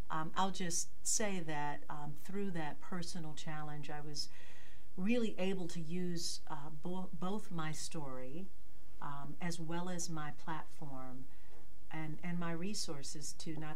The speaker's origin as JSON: {"language": "English", "town": "Detroit", "region": "Michigan", "country": "United States", "tie": "born or raised there", "said": "born and raised in Detroit."}